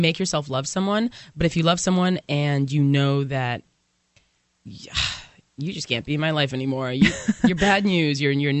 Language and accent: English; California, United States; moved away; I'm originally from California and they were back there. But, you know, when I was still living there